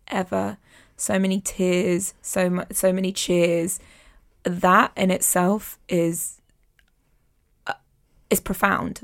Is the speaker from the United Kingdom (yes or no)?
yes; London, United Kingdom; I'm a Londoner